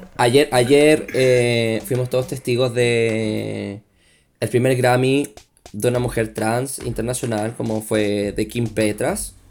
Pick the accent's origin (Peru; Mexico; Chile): Chile; accent: Chilean; moved away as an adult; also born or lived in Brazil; now in Sao Paulo, Brazil; yo soy, soy de Chile también, como, como bien pueden notar en mi acento